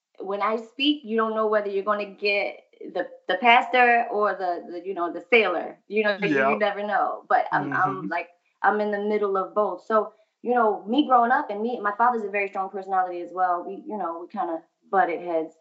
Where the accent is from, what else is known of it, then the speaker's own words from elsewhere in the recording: Philadelphia, Pennsylvania, United States; Growing up in Philly